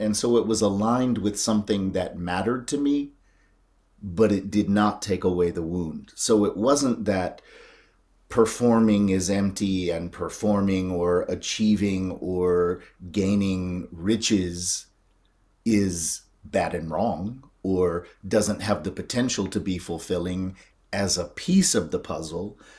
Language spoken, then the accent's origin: English; North Carolina, United States; I grew up in North Carolina